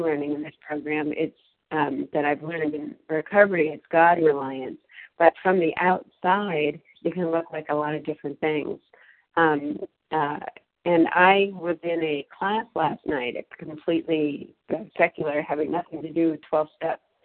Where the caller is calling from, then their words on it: Massachusetts, United States; I'm calling in from Massachusetts